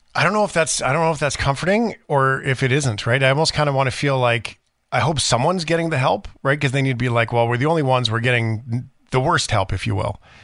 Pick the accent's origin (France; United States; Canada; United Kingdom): Canada; Port Alberni, British Columbia; Mister Wade in grade five in Port Albernia, McQuinna